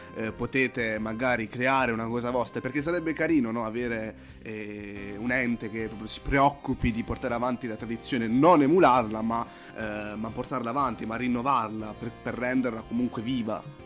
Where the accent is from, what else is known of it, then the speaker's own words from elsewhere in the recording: Apulia, Italy; io sono pugliese